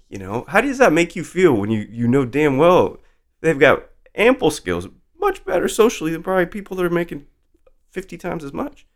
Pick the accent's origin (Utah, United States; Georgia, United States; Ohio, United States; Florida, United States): Utah, United States; Salt Lake City; when I was growing up in Salt Lake City